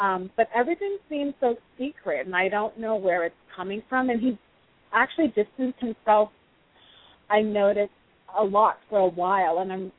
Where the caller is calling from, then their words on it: Los Angeles, California, United States; I'm calling from Los Angeles.